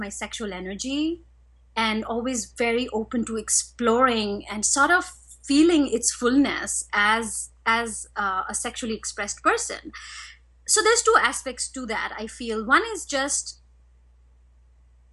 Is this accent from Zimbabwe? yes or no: no; India; I was raised in India